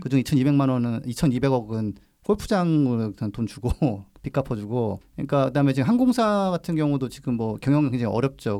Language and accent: Korean; Gongju, South Chungcheong, South Korea; 어렸을 때 제가 살던 동네 에 장작 파는 걸 본적 있어요 어. 장날에 충남 공주에서